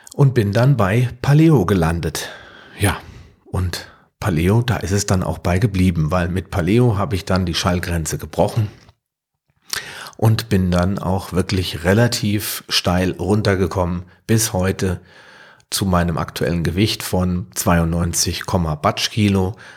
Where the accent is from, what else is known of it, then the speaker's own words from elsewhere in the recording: near Frankfurt, Hesse, Germany; Ich komme aus der Nähe von Frankfurt, bin gebürtiger Deutscher